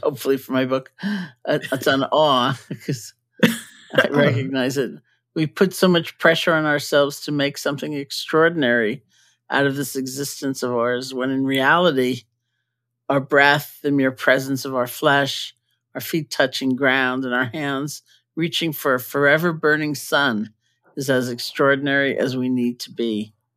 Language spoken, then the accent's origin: English; New York City, New York, United States; moved away; I grew up in New York